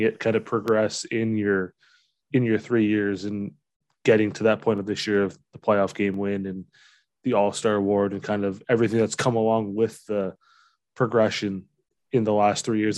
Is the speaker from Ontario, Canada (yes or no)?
yes; London, Ontario, Canada; now in Sarnia, Canada; I grew up in London, Fanshawe Western